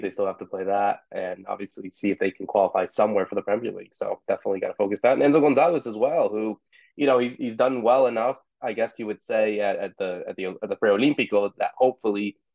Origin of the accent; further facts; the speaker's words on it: United States; we're obviously American born